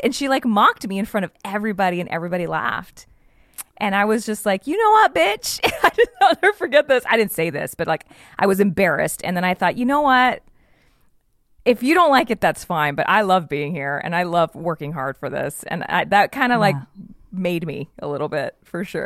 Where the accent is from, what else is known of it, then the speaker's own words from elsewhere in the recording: South Texas, United States; moved away as an adult; I am from super South Texas, and I say super because I'm like four hours from San, four hours south of San Antonio, and 15 minutes from the border of Mexico.